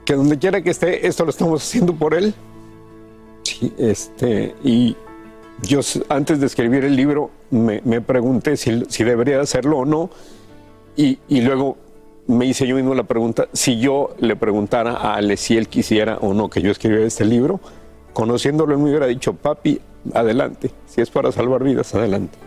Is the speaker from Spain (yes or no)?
no; Mexico; nacimos y crecimos en México